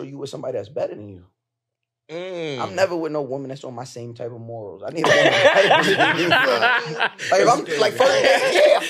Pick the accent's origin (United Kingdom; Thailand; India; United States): United States; Long Island, New York; also born or lived in Brooklyn, New York; So I'm from Long Island, but I'm a Brooklyn nigga. Shout out to Flatbush.